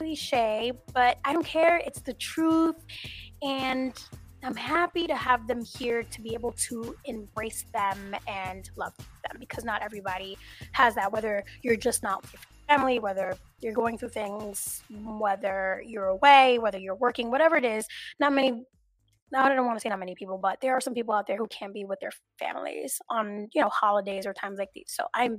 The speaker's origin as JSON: {"language": "English", "town": "New York City", "region": "New York", "country": "United States", "tie": "born or raised there", "said": "I was born in New York"}